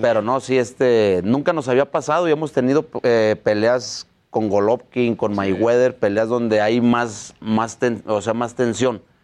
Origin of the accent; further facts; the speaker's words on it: Mexico; Somos los primeros mexicanos en ser entrenador y boxeador del año